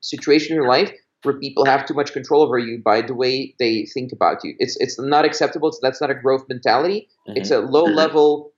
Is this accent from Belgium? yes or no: yes; Belgium; moved away; I grew up in Belgium